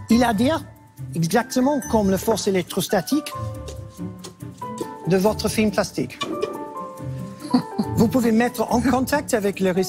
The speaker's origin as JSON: {"language": "French", "region": "Nouvelle-Aquitaine", "country": "France", "accent": "Basque", "said": "Je suis, je suis apiculteur et je suis venu de le Pays Basque. Peut-être vous avez déjà entendu mon petit accent basque."}